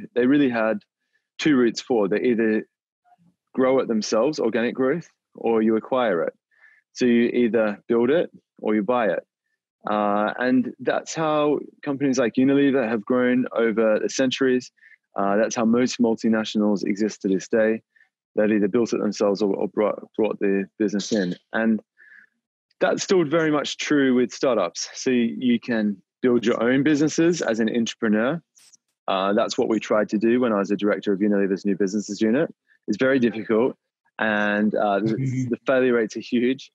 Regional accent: Australia; moved away; I grew up in Australia, as you might be able to tell from the accent, and I was raised on a dairy farm there.

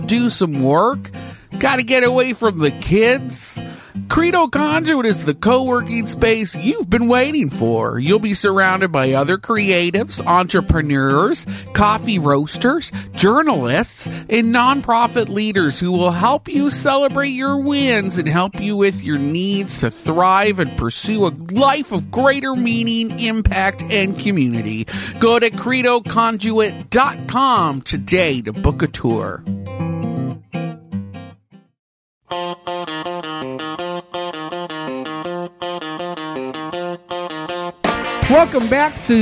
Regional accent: Canada; now in Orlando, United States; as a Canadian

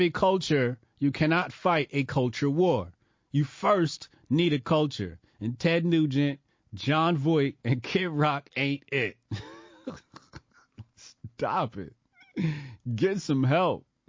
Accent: United States; I'm an American.

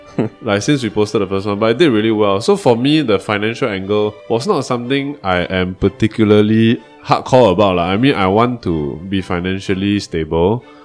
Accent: Malaysia; well, for I'm the Malaysian, both of you, that's the outlier bit.

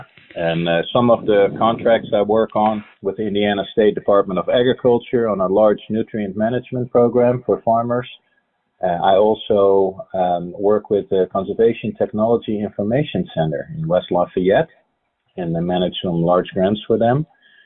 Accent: Netherlands; moved away as an adult; also born or lived in Idaho / Kansas; now in United States; I grew up in the Netherlands, which is a flat country and not much erosion going on

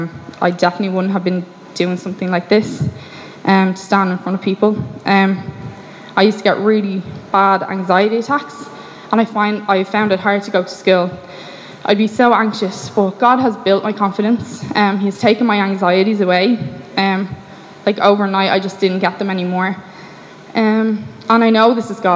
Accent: Ireland; I grew up in Ireland

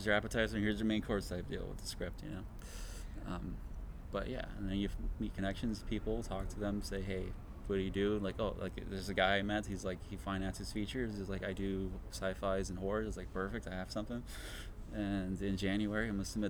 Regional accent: Los Angeles, California, United States; I grew up in Highland Park

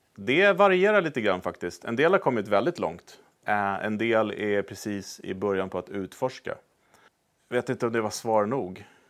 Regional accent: Sweden; moved away as an adult; also born or lived in United States; vi då som svenskar

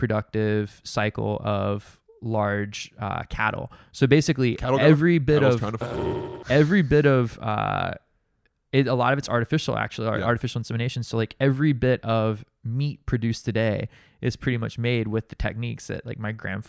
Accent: Massachusetts, United States; which is a condition known as being Massachusetts Irish trash, which is what we are.

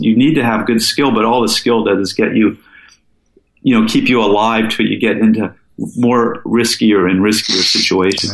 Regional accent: Falls Church, Virginia, United States; moved away as an adult; also born or lived in Seattle, Washington; now in Alaska, United States; I was born in Seattle, and um, I moved to the East Coast with my dad and mom as a kid. And I went to high school in Falls Church inside of the Beltway near DC

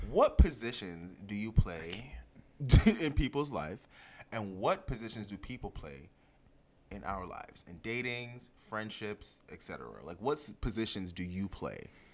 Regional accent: Jamaica; I am Jamaican.

